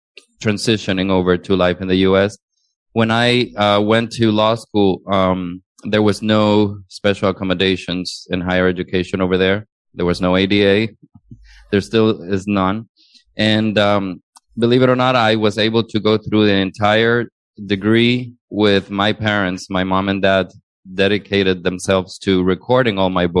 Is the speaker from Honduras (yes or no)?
yes; Honduras; English is a second language; moved away as an adult; now in United States; I was originally born and raised in Honduras